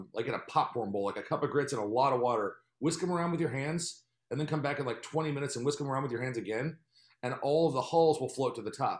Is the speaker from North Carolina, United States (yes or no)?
yes; North Carolina, United States; I grew up in North Carolina.